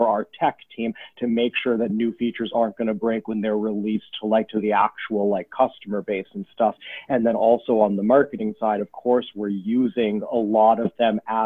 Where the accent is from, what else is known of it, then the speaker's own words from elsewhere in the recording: Silicon Valley, California, United States; I grew up in California in Silicon Valley